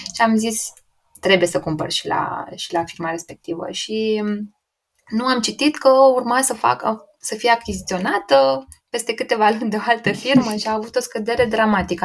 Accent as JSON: {"language": "Romanian", "country": "Romania", "said": "nici nu prea aveam noi ca și români acces la foarte mulți brokeri"}